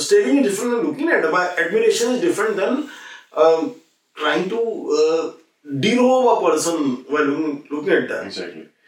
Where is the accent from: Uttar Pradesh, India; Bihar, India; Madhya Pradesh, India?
Uttar Pradesh, India; UP; मैं यूपी से हूं